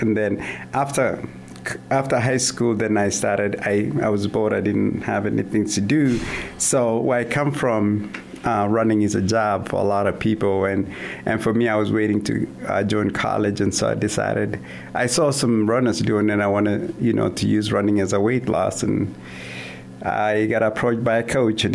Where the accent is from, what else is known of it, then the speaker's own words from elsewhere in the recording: southern Kenya, Kenya; moved away as an adult; also born or lived in Kansas / Vermillion, South Dakota; now in Sioux Falls, United States; I'm originally from Kenya, a small town in the southern part of Kenya. Was born and raised there, came to the United States a few years ago in 2009.